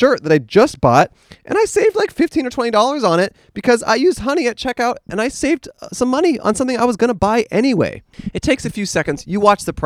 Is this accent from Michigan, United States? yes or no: no; Alameda, California, United States; moved away; That's where I'm originally from.